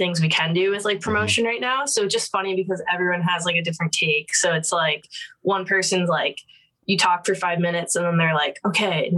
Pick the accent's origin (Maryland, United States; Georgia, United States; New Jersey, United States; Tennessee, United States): New Jersey, United States; moved away as an adult; also born or lived in Virginia / Philadelphia; now in Brooklyn, United States; I grew up in Jersey